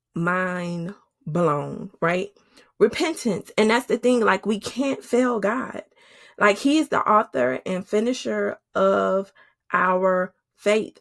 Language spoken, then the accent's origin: English; New Orleans, Louisiana, United States; moved away as an adult; now in Georgia, United States; my husband is from Oakland, California, and I'm from New Orleans. We live in Georgia